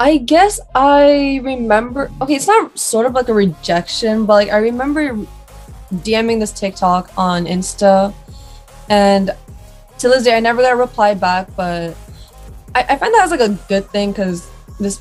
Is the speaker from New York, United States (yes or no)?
yes; New York City, New York, United States; I'm from New York City, Queens